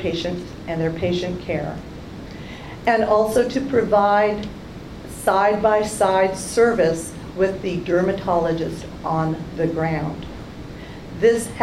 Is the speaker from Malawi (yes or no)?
no; Canada; now in United States; I'm a Canadian